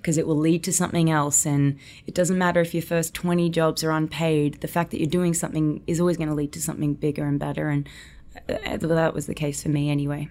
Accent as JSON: {"language": "English", "town": "Gold Coast", "region": "Queensland", "country": "Australia", "tie": "born or raised there", "accent": "Australian", "moved": "as an adult", "lives_now": "United States", "said": "I was born and raised on the Gold Coast in Australia"}